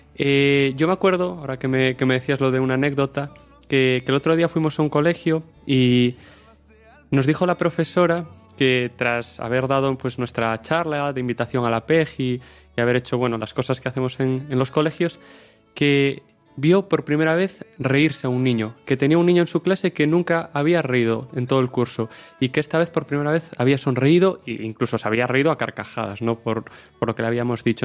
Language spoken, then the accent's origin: Spanish; O Porriño, Galicia, Spain; soy de Porriño, un pueblo al lado de Vigo